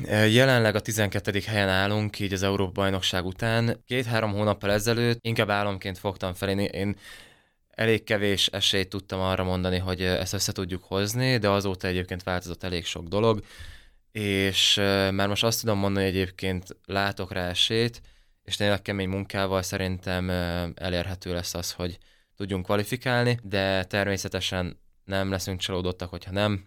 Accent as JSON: {"language": "Hungarian", "town": "Nyíregyháza", "region": "Szabolcs-Szatmár-Bereg", "country": "Hungary", "tie": "born or raised there", "said": "extrém sportboltjuk volt itt Nyíregyházan a szüleimnek"}